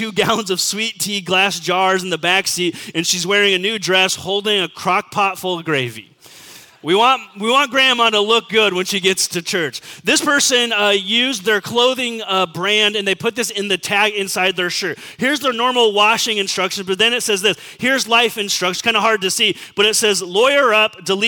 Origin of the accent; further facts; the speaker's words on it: Southern California, United States; growing up in Southern California